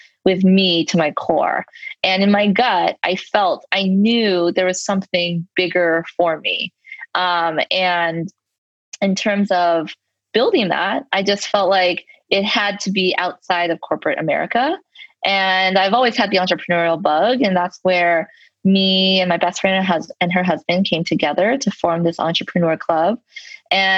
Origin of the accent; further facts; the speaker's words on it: Los Angeles, California, United States; I am a native Angeleno. So I am born and raised in Los Angeles, and I'm uniquely still living here.